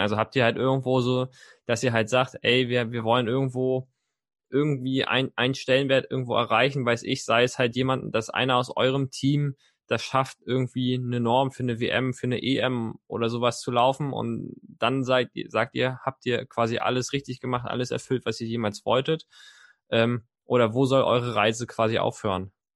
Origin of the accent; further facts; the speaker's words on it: Mecklenburg-Vorpommern, Germany; ich komme ja gebürtig aus Mecklenburg-Vorpommern